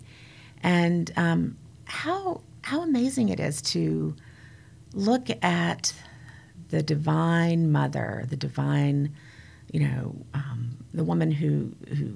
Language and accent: English; United States; I grew up near the Smoky Mountains